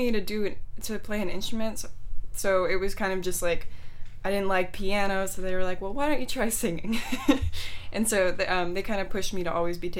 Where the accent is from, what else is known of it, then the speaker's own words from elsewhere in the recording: Texas, United States; born there; now in San Mateo, United States; I mean, I was born in Texas, but I didn't start playing sports really till I got here.